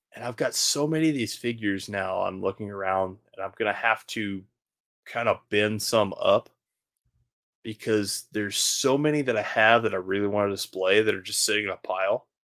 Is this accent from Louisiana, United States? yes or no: yes; Baton Rouge, Louisiana, United States; growing up in Baton Rouge